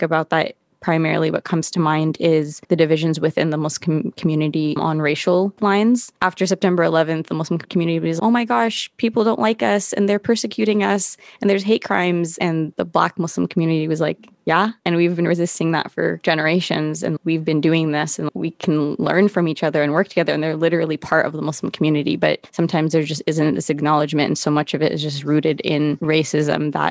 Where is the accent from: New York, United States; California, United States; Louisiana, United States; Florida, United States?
California, United States; Santa Barbara; moved away as an adult; now in Los Angeles, United States; I grew up in Santa Barbara